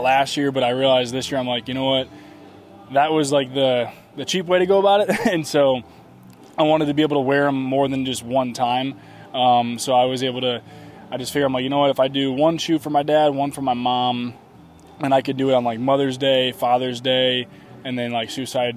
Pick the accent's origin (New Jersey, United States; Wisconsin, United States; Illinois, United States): Illinois, United States; outside of Chicago; that's where I grew up outside of Chicago.